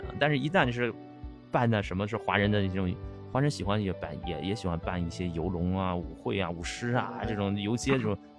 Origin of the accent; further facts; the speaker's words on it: China; 其实我们中国人过去也就这样，他们就是我们，我们就是他们，没有区别。